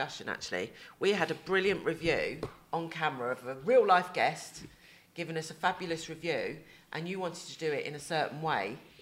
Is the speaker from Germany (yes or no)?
no; England, United Kingdom; now in Spain; we're English